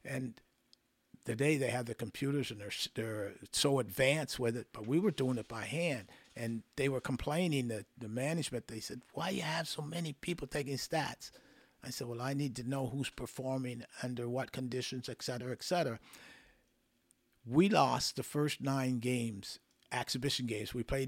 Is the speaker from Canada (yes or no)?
yes; the Maritimes, Canada; Now, we both know that we come from the Maritimes. We all know that, right?